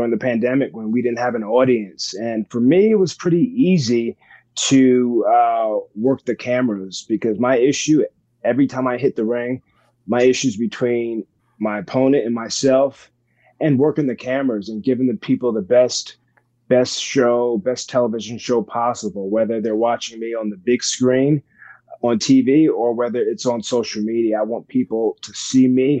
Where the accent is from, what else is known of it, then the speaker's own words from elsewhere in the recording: New Jersey, United States; also born or lived in New York; I'm from New Jersey originally, but New York is really a second home to me.